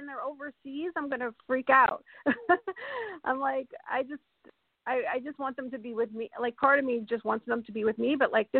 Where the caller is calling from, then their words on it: Colorado, United States; Yes, hi, I'm from Colorado. I'm from Colorado.